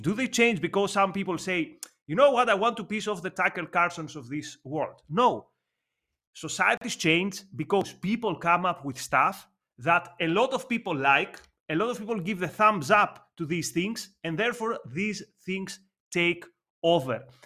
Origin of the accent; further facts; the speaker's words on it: Athens, Attica, Greece; English is a second language; Growing up in Athens, I remember a graffiti on a wall in my neighborhood